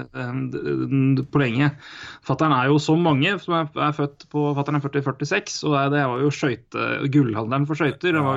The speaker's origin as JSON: {"language": "Norwegian", "town": "Elverum", "region": "Innlandet", "country": "Norway", "tie": "born or raised there", "moved": "yes", "said": "jeg ble født og vokste opp i Elverum"}